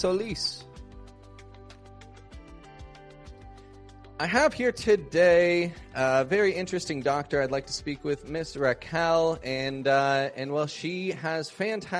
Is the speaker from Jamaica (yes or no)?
no; Toronto, Ontario, Canada; now in Mexico; I'm from Toronto, Canada